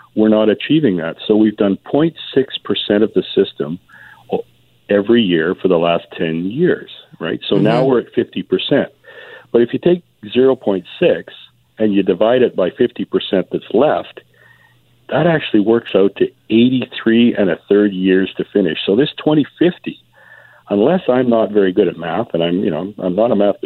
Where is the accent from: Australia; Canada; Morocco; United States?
Canada; Vancouver, British Columbia; I was born in Vancouver